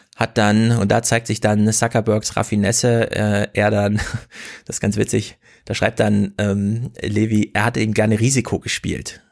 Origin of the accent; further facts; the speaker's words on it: Jena, Thuringia, Germany; In Jena, meiner Heimatstadt